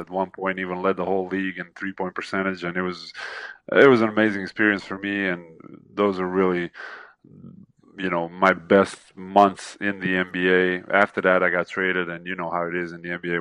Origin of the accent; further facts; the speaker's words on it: Zagreb, City of Zagreb, Croatia; that is my hometown